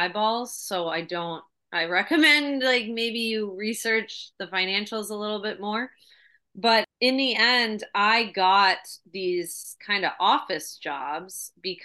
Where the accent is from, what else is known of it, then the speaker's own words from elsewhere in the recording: Massachusetts, United States; moved away as an adult; also born or lived in New York; I grew up in Mass.